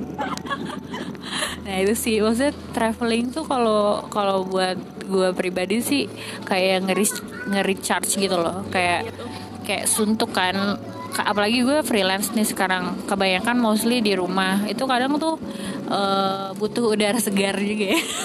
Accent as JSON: {"language": "Indonesian", "region": "Jakarta", "country": "Indonesia", "said": "kita Jakarta"}